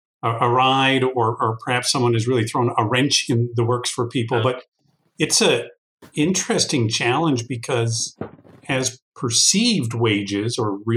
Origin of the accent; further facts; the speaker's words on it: United States; I, as a American